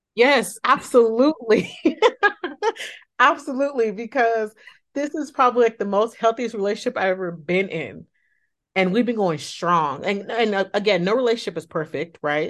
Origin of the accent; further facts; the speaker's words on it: the Bay Area, California, United States; I'm from California, the Bay Area to be exact